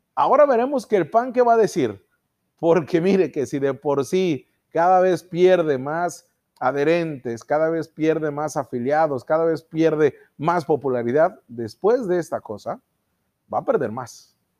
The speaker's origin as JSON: {"language": "Spanish", "country": "Mexico", "said": "en nosotros los mexicanos"}